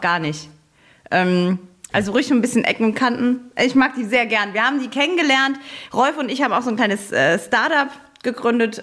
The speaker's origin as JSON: {"language": "German", "town": "Saarbrücken", "region": "Saarland", "country": "Germany", "said": "ich komme ja aus Saarbrücken, aus dem Saarland."}